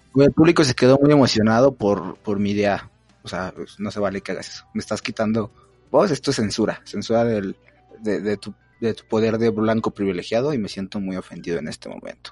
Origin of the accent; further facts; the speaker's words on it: State of Mexico, Mexico; yo también soy del Estado de México